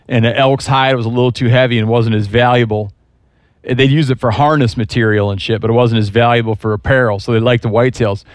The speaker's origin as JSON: {"language": "English", "region": "Michigan", "country": "United States", "tie": "born or raised there", "moved": "yes", "said": "I grew up in Michigan"}